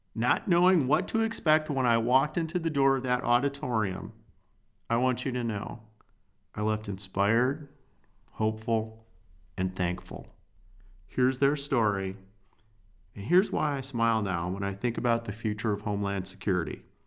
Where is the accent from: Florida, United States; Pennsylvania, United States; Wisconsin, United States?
Wisconsin, United States; I'm from Wisconsin